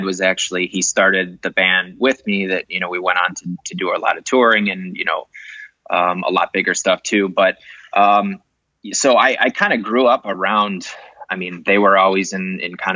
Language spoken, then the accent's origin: English; Chicago, Illinois, United States; I grew up in Chicago, grew up in Rogers Park area.